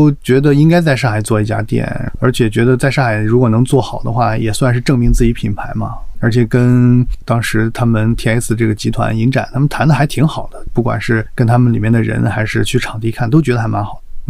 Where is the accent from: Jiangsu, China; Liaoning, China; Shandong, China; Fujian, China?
Liaoning, China; Dalian; born there; also born or lived in Guangzhou; 我是大连出生的，所以我从大连这样的一个北方的一个小城市吧，算是来到这个